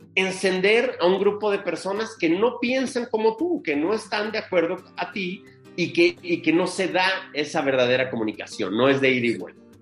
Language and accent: Spanish; Mexico City, Mexico; en el año 74, cuando nazco en la Ciudad de México. Y pues crezco en ese entorno, ¿no? De, niños de barrio, entorno complicado, entorno duro. Yo soy de La Guerrero